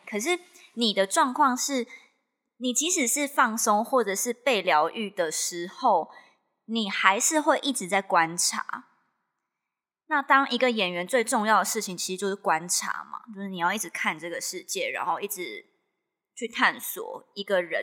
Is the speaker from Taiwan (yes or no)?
yes; Miaoli County, Taiwan; 我是苗栗的学校嘛